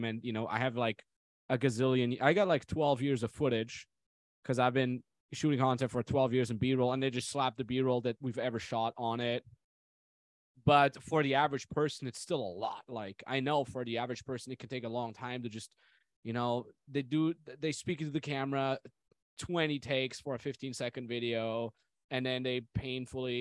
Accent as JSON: {"language": "English", "country": "Austria", "tie": "born or raised there", "said": "Austrian Alps, just my hometown"}